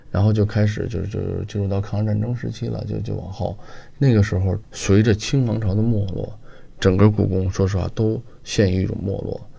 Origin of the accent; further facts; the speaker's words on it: Beijing, China; 咱们北京人